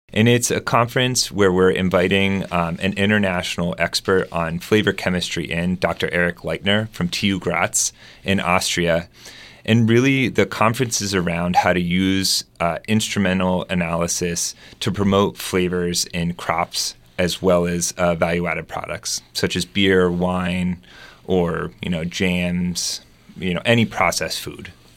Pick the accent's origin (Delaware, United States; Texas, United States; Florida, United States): Delaware, United States; moved away as an adult; also born or lived in West Coast / Germany; now in Arkansas, United States; I grew up in Delaware